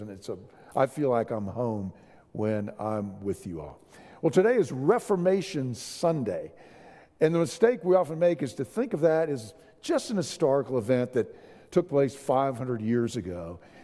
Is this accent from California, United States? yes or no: no; San Antonio, Texas, United States; I'm from San Antonio